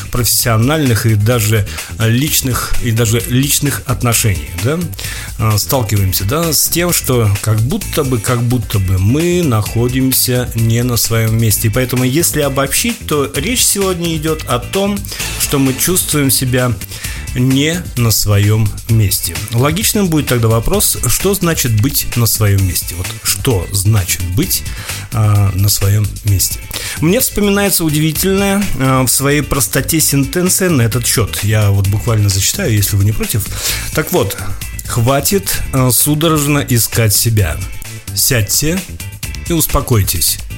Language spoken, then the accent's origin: Russian; Karaganda, Karaganda Region, Kazakhstan; Так вот, Караганда – это мой родной город. Кстати, шахтерская столица Казахстана.